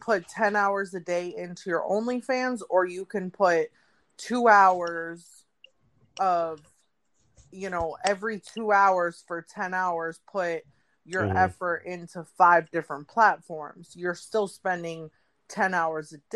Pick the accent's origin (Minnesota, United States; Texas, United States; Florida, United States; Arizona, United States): Florida, United States; Miami; moved away; Miami is my hometown. You know, I was born and raised down there